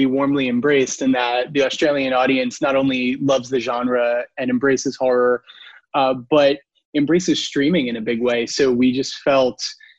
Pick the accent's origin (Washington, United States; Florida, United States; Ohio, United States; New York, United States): New York, United States; I grew up in New York